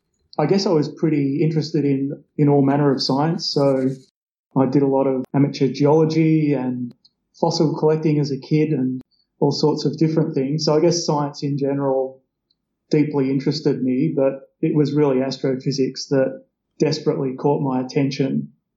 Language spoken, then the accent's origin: English; Bendigo, Victoria, Australia; I grew up in Bendigo in central Victoria